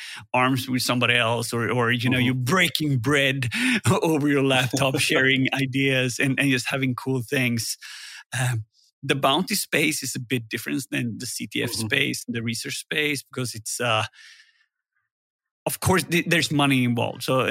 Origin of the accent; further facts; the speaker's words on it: Gothenburg, Västra Götaland, Sweden; Security Fest here in Gothenburg. Mm-hmm. Pretty biased because it's my hometown